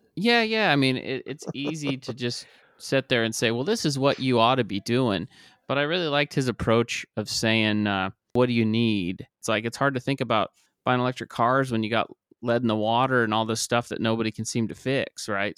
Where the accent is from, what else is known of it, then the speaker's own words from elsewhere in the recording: Ontario, Oregon, United States; also born or lived in La Grande, Oregon; I was born and raised in Ontario. I went to school in LeGrand.